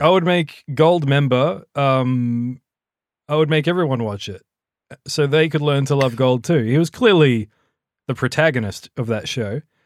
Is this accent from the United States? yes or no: no; New South Wales, Australia; now in near Melbourne, Australia; was born in New South Wales and was raised by a New South Welshman